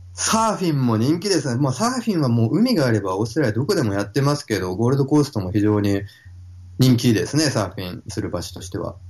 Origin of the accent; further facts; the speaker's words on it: Fukuoka, Japan; now in Gold Coast, Australia; 僕は、はい、福岡生まれ、福岡育ち